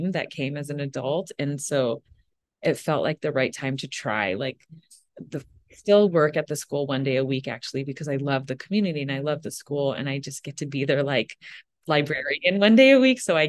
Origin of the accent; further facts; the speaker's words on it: Minnesota, United States; moved away; I was born in Minnesota